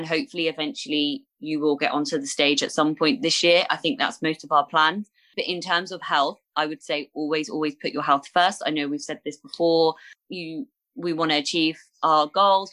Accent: Bournemouth, South West England, United Kingdom; my hometown of Bournemouth

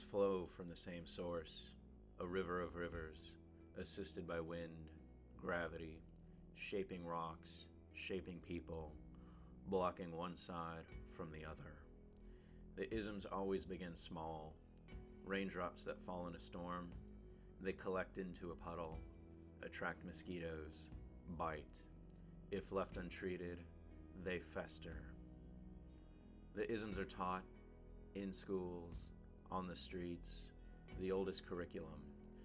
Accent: El Paso, Texas, United States; my hometown of El Paso, Texas

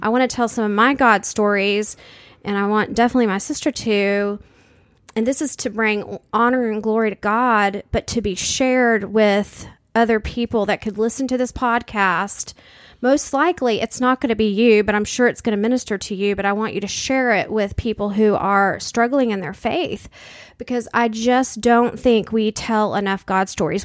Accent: San Antonio, Texas, United States; we grew up in San Antonio, Texas.

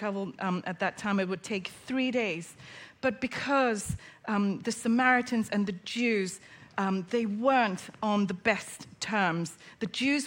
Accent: Hong Kong; moved away; I grew up in Hong Kong. My mum's Chinese, my dad's British, and I went to a local Chinese school

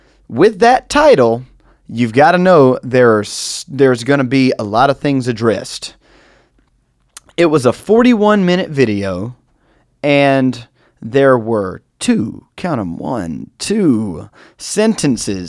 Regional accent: United States; I, as an American

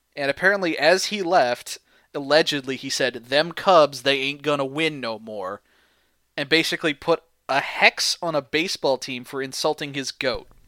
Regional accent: St. Louis, Missouri, United States; I'm from Saint Louis

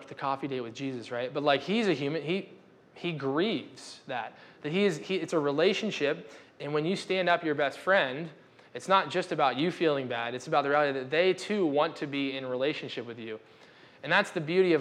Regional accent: United States; We're American

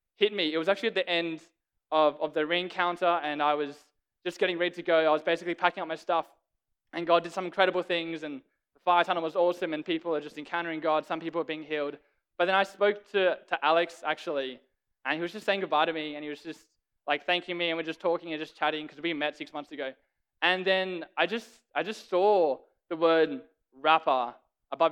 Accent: Sydney, New South Wales, Australia; moved away; I'm from Sydney, Australia.

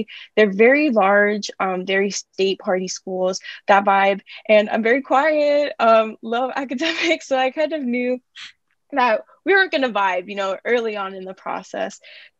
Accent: Miami, Florida, United States; moved away as an adult; now in New York, United States; senior at Columbia, which is crazy to say. I'm majoring in biochemistry in CC, and I am from Miami, Florida.

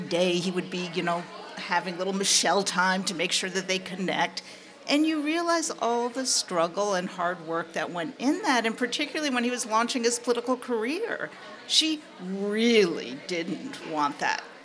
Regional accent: New York, United States; I grew up in New York

